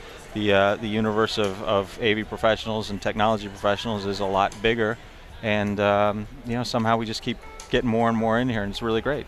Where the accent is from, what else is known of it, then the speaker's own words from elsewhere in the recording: Chicago, Illinois, United States; born there; I mean, I I was born out in Chicago, where everyone's friendly and nice, in my opinion at least.